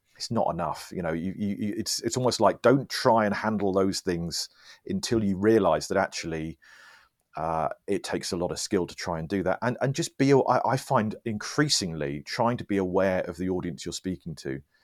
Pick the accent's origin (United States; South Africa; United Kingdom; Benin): United Kingdom; I'm British